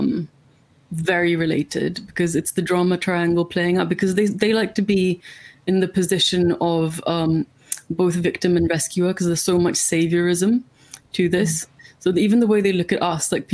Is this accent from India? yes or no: yes; India; now in United Kingdom; I'm from India, which is like famously colonized part of the British Empire.